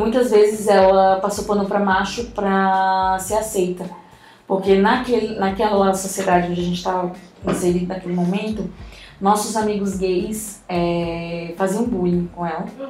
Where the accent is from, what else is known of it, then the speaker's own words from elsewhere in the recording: São Luís, Maranhão, Brazil; eu nasci em São Luís do Maranhão